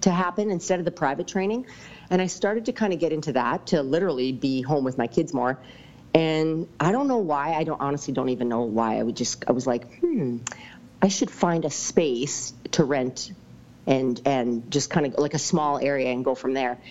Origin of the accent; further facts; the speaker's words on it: Lumby, British Columbia, Canada; I grew up in Lumby